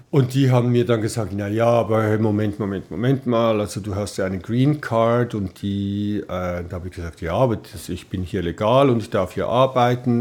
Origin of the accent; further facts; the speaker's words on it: Switzerland; moved away as an adult; also born or lived in Ried-Mörel, Valais (Heimatort); now in Los Angeles, United States; bei uns in der Schweiz